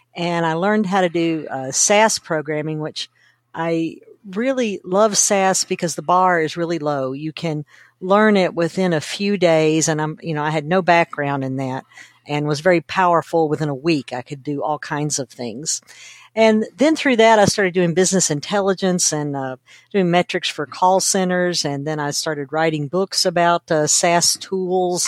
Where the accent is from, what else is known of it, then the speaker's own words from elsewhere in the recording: Kentucky, United States; I grew up in Kentucky, which is a very rural area